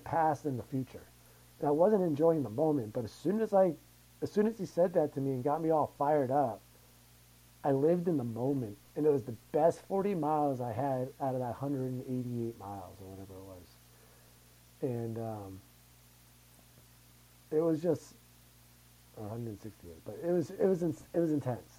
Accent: Massachusetts, United States; now in Denver, United States; we're from Massachusetts

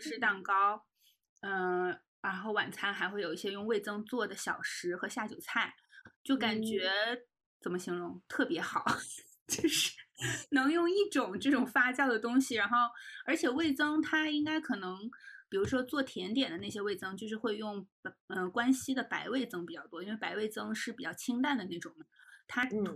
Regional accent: Northeast China, China; moved away; also born or lived in Jiangnan; 我也是东北人吧，可能我们那儿会吃朝鲜族的泡菜

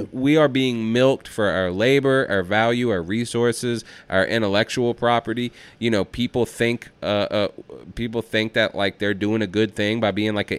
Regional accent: Atlanta, Georgia, United States; I'm from Atlanta. We don't do that shit.

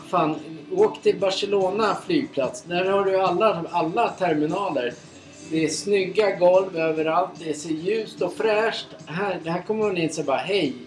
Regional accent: Sweden; vi är från Sverige

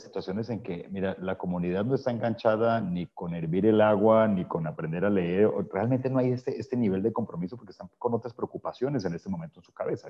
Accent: Colombia; mi tierra natal

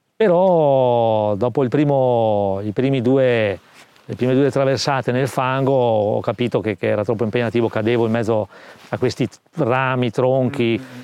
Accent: Trento, Trentino-Alto Adige, Italy; Sono nato a Trento nel, eh, millenovecentosettantatre

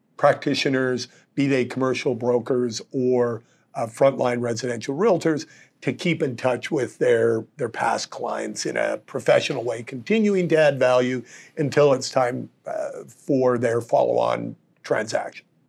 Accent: Calgary, Alberta, Canada; moved away; I was born and raised in Calgary

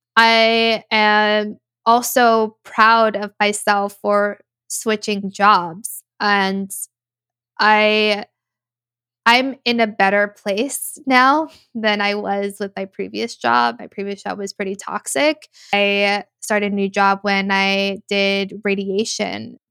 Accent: United States; I've already been living two separate lives my whole life, being American and then being Latina

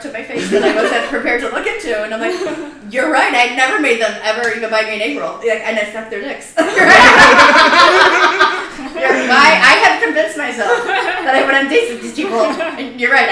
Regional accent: Chicago, Illinois, United States; moved away as an adult; also born or lived in Iowa City, Iowa; now in Florida, United States; I'm from Chicago, and then I went to school in Iowa

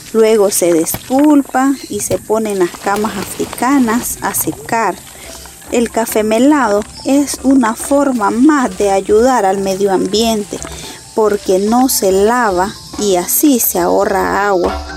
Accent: Miraflor, Estelí, Nicaragua; Yo nací en la zona de Miraflor, Nicaragua, donde tengo mi manzana de café

